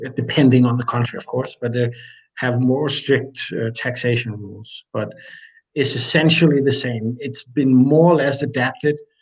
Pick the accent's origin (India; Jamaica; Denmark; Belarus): Denmark; I'm from Denmark.